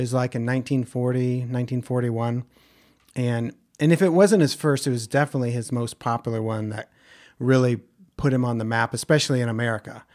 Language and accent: English; Ohio, United States; where I grew up in Ohio